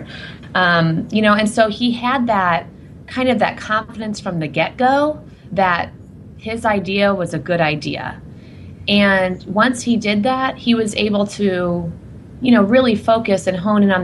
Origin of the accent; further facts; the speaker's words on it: Indiana, United States; moved away; I'm from Indiana originally